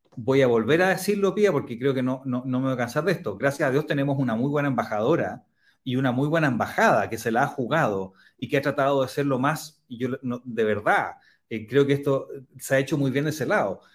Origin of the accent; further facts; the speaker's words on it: Chile; Somos los únicos latinoamericanos